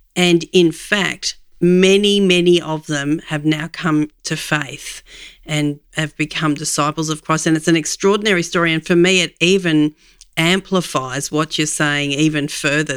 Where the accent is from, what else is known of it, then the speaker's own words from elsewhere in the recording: Australia; As an Aussie